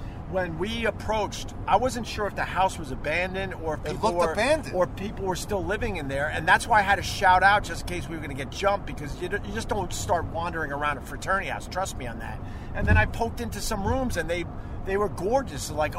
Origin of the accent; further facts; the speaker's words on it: New York, United States; accent: Long Island; And slowly but surely, I learned how to get rid of my Long Island accent and pronounce words, you know, better.